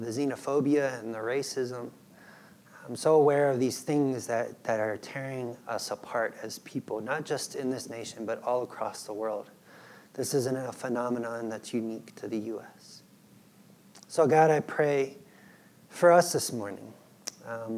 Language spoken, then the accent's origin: English; United States; moved away as an adult; also born or lived in Peru; I would be a missionary in my own country